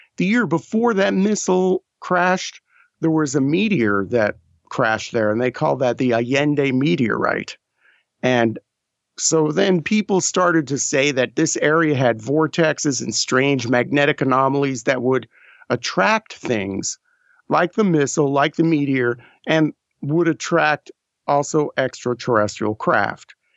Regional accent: New Mexico, United States; also born or lived in New York; We moved out of New York when I was seven. So I grew up in New Mexico

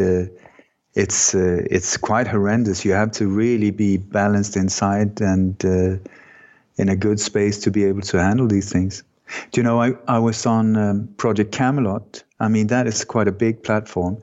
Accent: Sweden; moved away; also born or lived in Denmark; I was born in Denmark, but I grew up in Sweden

